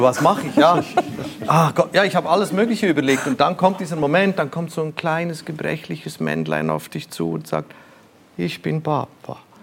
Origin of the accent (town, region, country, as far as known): Switzerland; born or raised there